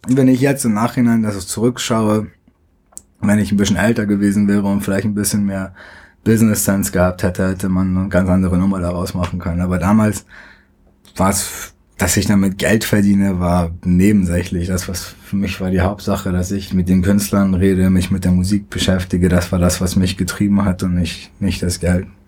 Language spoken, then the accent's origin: German; Hamburg, Germany; born or raised there; moved away as an adult; also born or lived in Tehran, Iran; now in United States